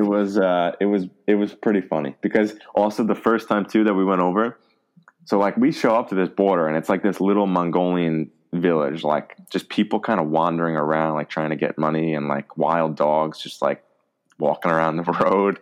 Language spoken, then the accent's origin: English; United States; first language English; moved away as an adult; now in Germany; we're just from America, our native language is English